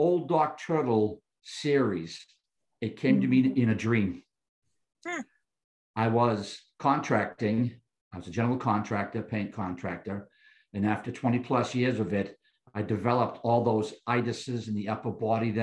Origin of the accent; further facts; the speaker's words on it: Boston, Massachusetts, United States; I grew up in South Boston, right on Boston Harbor's waterway